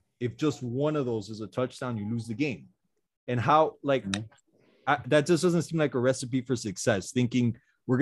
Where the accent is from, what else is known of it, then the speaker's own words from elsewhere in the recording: Miami, Florida, United States; we're all from Miami. We're all Dolphins fans